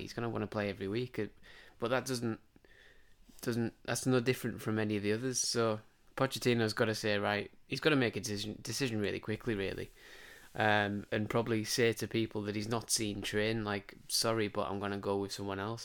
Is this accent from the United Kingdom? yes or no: yes; England, United Kingdom; we sit here as, as English, um, football fans